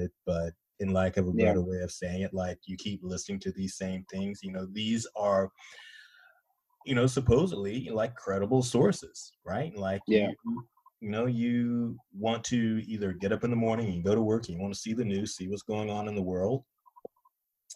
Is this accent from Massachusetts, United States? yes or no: no; North Carolina, United States; moved away; I'm originally from North Carolina. So when I go home, you know, and visit my parents